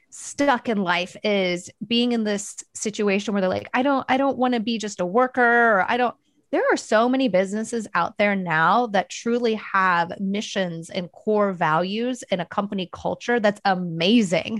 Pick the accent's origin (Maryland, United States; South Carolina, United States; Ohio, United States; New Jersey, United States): Ohio, United States; Dayton; moved away as an adult; also born or lived in Portland, Oregon / Long Beach, California; I'm originally from Dayton, Ohio